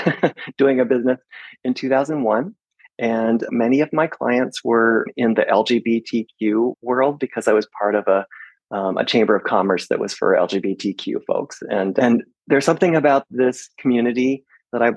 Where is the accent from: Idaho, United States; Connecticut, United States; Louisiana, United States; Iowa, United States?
Iowa, United States; moved away as an adult; also born or lived in Seattle, Washington; now in Sequim, United States; I grew up in Iowa, and during college, I moved to Seattle, Washington, and lived there for 35 years